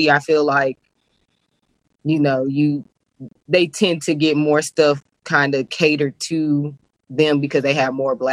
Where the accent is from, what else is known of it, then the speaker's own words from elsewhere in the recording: Cedar Hill, Texas, United States; where we grew up in Cedar Hill, it wasn't a lot of like like organizations